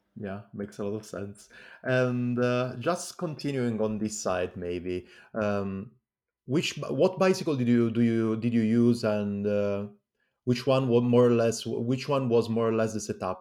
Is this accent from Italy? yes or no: yes; Calabria, Italy; English is a second language; I come from Calabria as well.